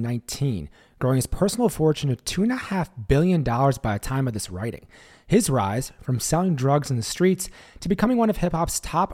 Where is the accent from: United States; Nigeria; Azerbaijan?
United States; Brooklyn, New York; I grew up in the Marcy Projects in Brooklyn.